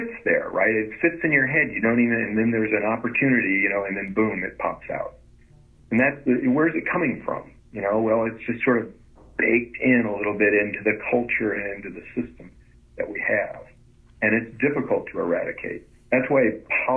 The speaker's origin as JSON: {"language": "English", "region": "Florida", "country": "United States", "tie": "born or raised there", "moved": "yes", "lives_now": "Indiana, United States", "said": "I grew up in Florida"}